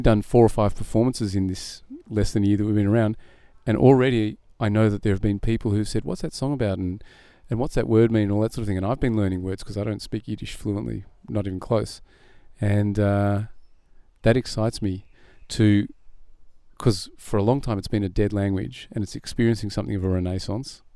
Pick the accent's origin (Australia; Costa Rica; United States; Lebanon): Australia; Burwood; also born or lived in Israel; I grew up in Burwood